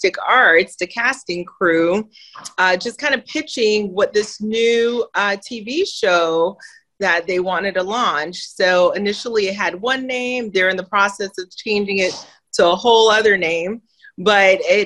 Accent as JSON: {"language": "English", "town": "Miami", "region": "Florida", "country": "United States", "tie": "born or raised there", "also_born_or_lived": "Haiti", "moved": "yes", "lives_now": "Georgia, United States", "said": "born in Haiti. Okay, poorest country in the Western Hemisphere, was raised in Miami"}